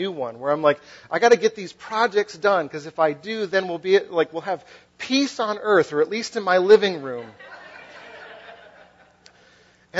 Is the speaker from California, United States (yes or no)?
no; Western Massachusetts, United States; also born or lived in Philadelphia; now in New Jersey, United States; I'm from New England. I'm from like Western Massachusetts.